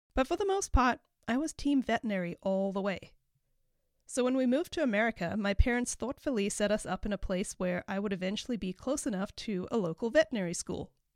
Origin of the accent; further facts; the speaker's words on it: Cape Town, Western Cape, South Africa; moved away as an adult; also born or lived in Chico, California; now in United States; I have a slight accent, and that is because I was born and raised in Cape Town, South Africa.